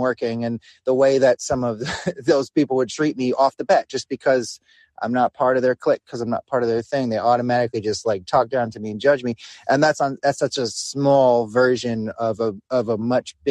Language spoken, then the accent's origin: English; New York, United States; I'm from New York